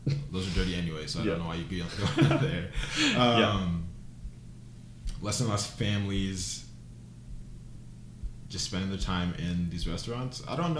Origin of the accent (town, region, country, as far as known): United States